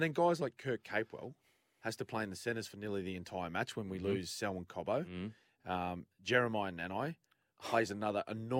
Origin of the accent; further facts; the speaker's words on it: Queensland, Australia; Fortunately, as a Queenslander